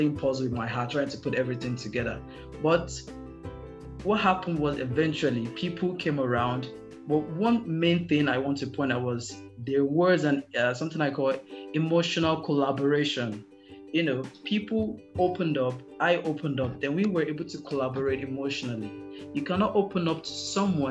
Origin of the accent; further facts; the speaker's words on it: Nigeria; as a Nigerian